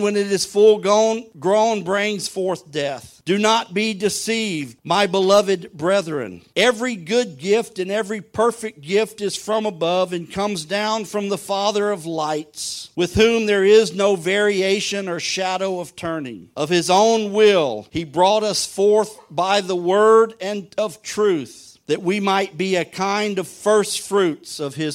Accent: southern Louisiana, United States; I'm from southern Louisiana at the mouth of the Mississippi.

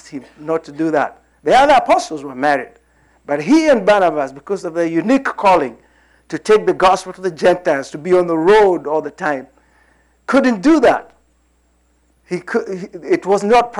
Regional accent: Kenya; moved away as an adult; also born or lived in Lafayette, Indiana; We had come out of British whatever colony in 1963. I was born in the British colony

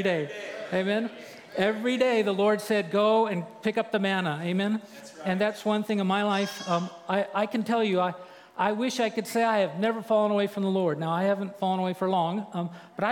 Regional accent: Santa Maria, California, United States; moved away as an adult; I grew up in Santa Maria

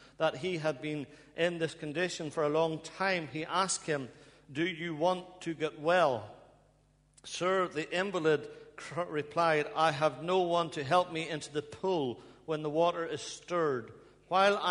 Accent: Ballymena, Northern Ireland, United Kingdom; moved away as an adult; now in Bradford, United Kingdom; I hope you can understand my accent. I'm from Ballymena in Northern Ireland. I've been over here for over 20 years, but I think I still got some accent there

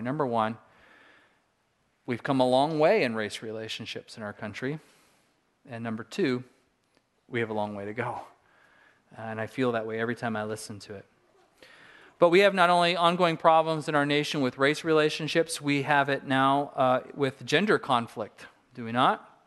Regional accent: Southern California, United States; moved away; I grew up in Southern California

